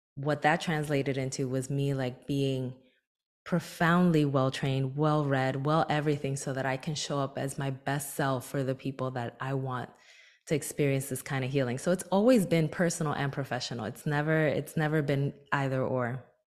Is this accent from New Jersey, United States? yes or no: yes; Newark, New Jersey, United States; my hometown of Newark, New Jersey